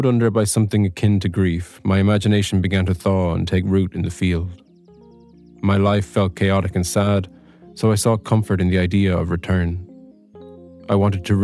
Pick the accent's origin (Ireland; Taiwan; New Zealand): Ireland; County Offaly; I'm a writer from County Offaly